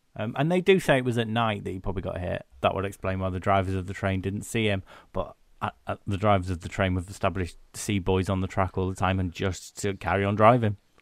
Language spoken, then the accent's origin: English; United Kingdom; But we're British